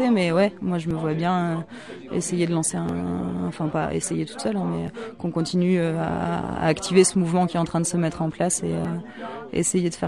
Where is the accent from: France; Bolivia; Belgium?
France; Grand Est; moi je suis originaire de Lorraine, donc forcément ça me, ça me touche un peu. Je suis, euh, je suis pas du tout de Meuse, je suis de Meurthe-et-Moselle